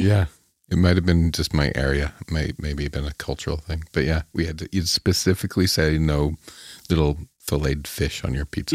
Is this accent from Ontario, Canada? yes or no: yes; town halfway between Chatham and London, Ontario, Canada; my hometown with the population of seven thousand back then, mm-hmm. you know, and this is halfway between Chatham and London